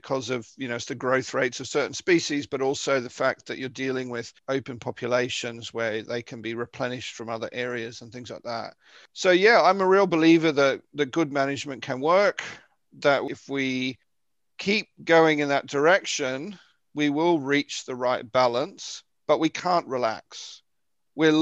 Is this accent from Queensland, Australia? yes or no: no; Victoria, Australia; moved away; the coast in Victoria, where I'm from